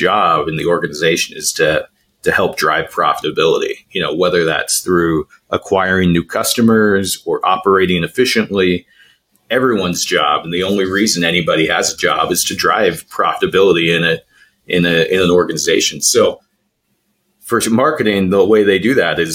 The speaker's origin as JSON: {"language": "English", "region": "Idaho", "country": "United States", "tie": "born or raised there", "said": "I grew up in Idaho"}